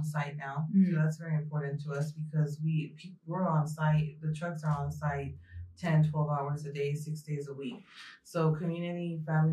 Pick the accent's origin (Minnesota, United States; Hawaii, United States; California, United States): California, United States; San Francisco; moved away as an adult; also born or lived in Mexico; now in Portland, United States; I'm raised in San Francisco. I was born in Mexico, and I live in Portland, Oregon